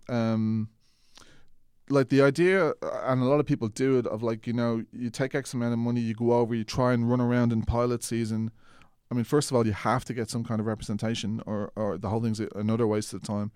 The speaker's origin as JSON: {"language": "English", "country": "Ireland", "accent": "Irish", "said": "I was Irish"}